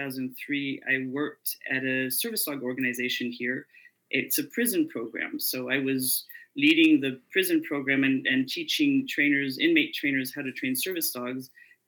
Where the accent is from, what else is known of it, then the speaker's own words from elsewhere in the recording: France; also born or lived in Indiana, United States / North Africa; Well, I was born in Indiana, so I'm technically a Hoosier, but I grew up abroad. So my parents went to North Africa and then France. So that's where I spend most of my life.